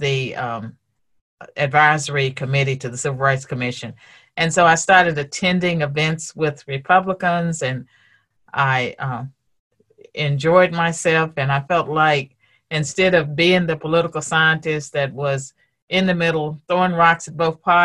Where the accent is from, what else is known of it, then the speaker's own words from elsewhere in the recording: Virginia, United States; God had me born in Virginia.